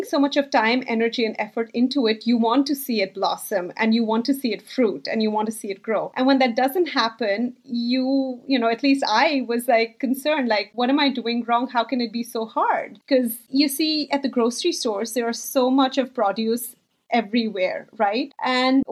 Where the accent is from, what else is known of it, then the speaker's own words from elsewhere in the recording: Bangalore, Karnataka, India; now in New Jersey, United States; I grew up in India. And as you can imagine, in a big city like Bangalore in India